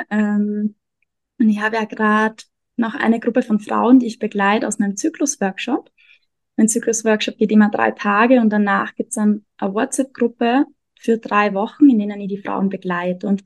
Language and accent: German; Austria; also born or lived in Vienna; now in Mexico; Ich komme aus Österreich, habe lange in Wien gelebt und lebe jetzt gerade seit einem Jahr ungefähr in Mexiko.